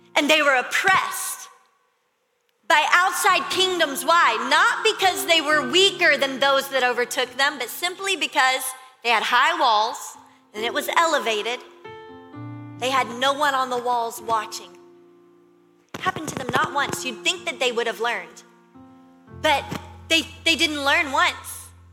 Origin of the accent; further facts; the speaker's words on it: Louisiana, United States; I'm from Louisiana, my family, we always did bonfires this time of year.